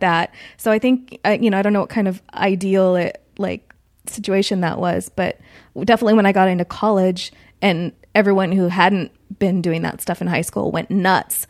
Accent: Chico, California, United States; moved away; I'm from Chico, California, which is about two hours north of Sacramento

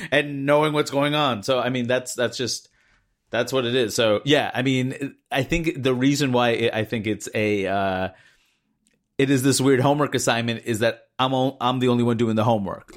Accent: United States; growing up in the United States

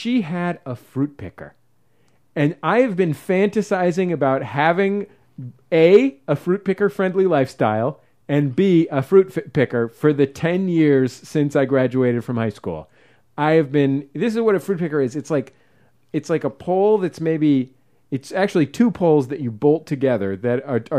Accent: San Francisco, California, United States; I grew up in the Mission, which is sort of avocado

